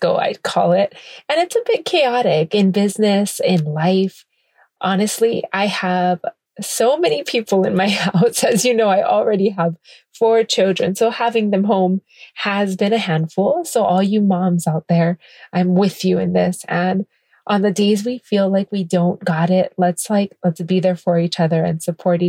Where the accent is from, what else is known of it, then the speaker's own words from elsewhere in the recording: Kailua-Kona, Hawaii, United States; coming to you from my hometown, Kailua Kona, Hawaii